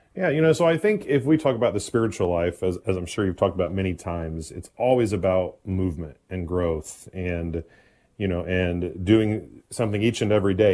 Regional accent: Indianapolis, Indiana, United States; born and raised in Indianapolis, Indiana, which is also where I currently serve

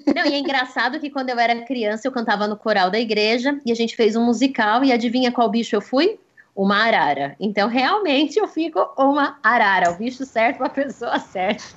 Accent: Brazil; como bons brasileiros

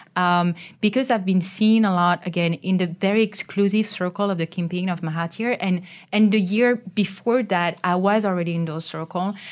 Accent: France; now in Malaysia; I'm from France

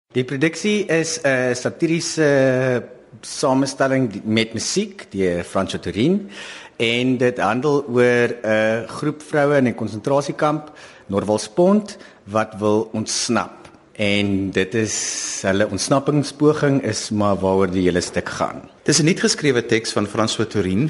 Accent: South Africa; as Suid-Afrikaners

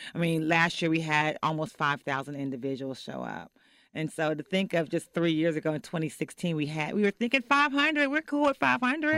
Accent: Fort Worth, Texas, United States; also born or lived in Oak Cliff, Texas; now in Dallas, United States; I'm from Fort Worth

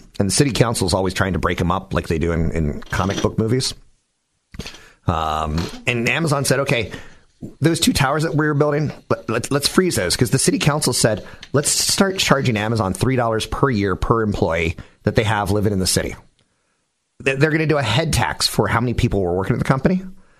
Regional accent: Bay Area, California, United States; on El Camino in my hometown

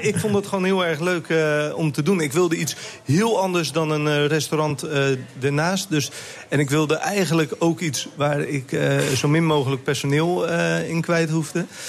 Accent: Westland, South Holland, Netherlands; ik kom uit het Westland, dus ehm, ik heb daar ook een restaurant gehad

